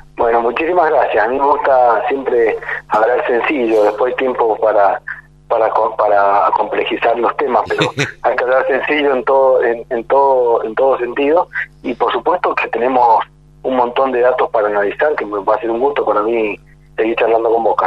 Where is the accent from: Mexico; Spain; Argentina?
Argentina; Tunuyán, Mendoza; Yo soy de Mendoza, de una ciudad que se llama Tunuyán